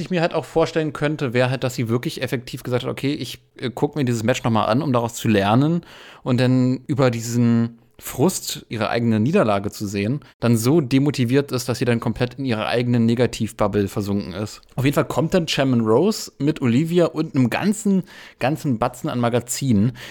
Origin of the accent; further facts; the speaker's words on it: Berlin, Germany; ich bin ja Berliner